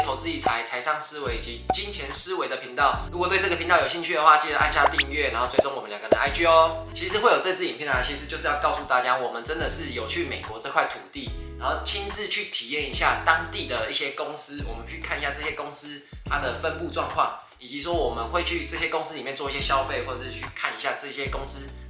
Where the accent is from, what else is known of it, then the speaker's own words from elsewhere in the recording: Taiwan; 对我们台湾人来说